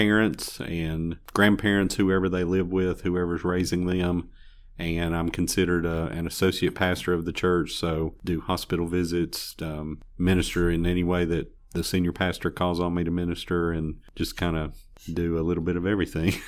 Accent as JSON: {"language": "English", "town": "Bristol", "region": "Tennessee", "country": "United States", "tie": "born or raised there", "also_born_or_lived": "Chicago", "moved": "as an adult", "lives_now": "Greenville, United States", "said": "Well, I'm originally from Tennessee, from up around Bristol, and, uh, graduated, uh, high school up there in eighty-six"}